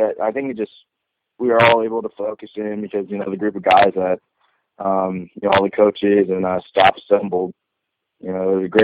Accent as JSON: {"language": "English", "region": "West Coast", "country": "United States", "said": "I'm from the West Coast"}